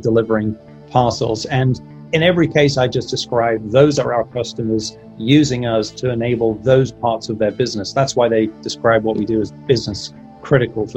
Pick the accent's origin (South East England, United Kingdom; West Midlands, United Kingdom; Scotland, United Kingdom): South East England, United Kingdom; Kent; also born or lived in Manchester, England; now in Silicon Valley, United States; grew up in the southeast, which is why I'm a southerner from England.